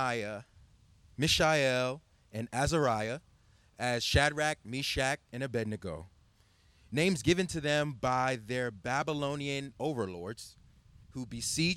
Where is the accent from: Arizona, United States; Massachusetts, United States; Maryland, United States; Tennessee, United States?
Maryland, United States; Baltimore; I'm Nigerian-American, and I'm ethnically Igbo. So growing up in Baltimore